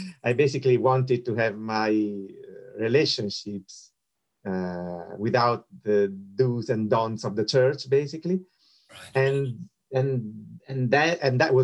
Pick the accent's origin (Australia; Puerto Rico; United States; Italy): Italy; Rome, Lazio; moved away; I was born and bred in Rome